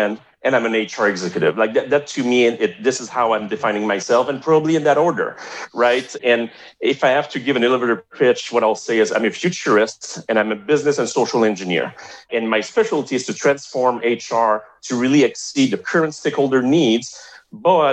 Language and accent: English; Montreal, Quebec, Canada; accent: French-Canadian (Montreal); first language French; English is a second language; my accent is from Montreal, right? It's a French-Canadian accent.